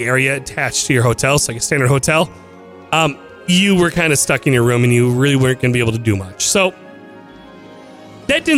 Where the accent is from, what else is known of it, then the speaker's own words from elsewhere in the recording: Minnesota, United States; I'm from Minnesota